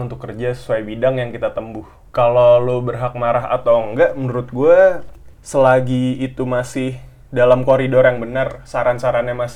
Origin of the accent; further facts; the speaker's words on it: Bengkulu, Indonesia; Perkenalkan … asal dari kota Bengkulu.